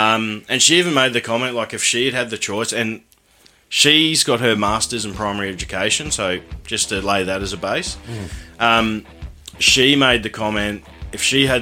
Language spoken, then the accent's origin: English; Ipswich, Queensland, Australia; we're from Ipswich, and that's quite dry out there